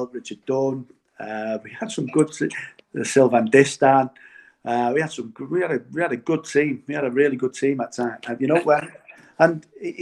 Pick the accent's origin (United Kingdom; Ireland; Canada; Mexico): United Kingdom; Manchester, North West England; I'm from Blakely